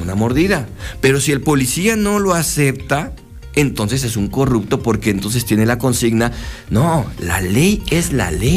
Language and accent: Spanish; Mexico; como mexicanos, ¿Cómo somos los mexicanos?